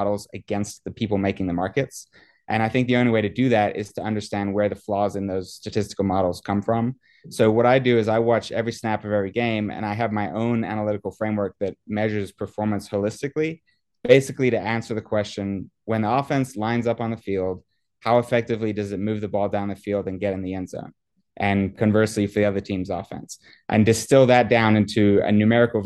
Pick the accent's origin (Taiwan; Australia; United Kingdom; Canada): United Kingdom; England; moved away; when I was a kid, I grew up in England, actually.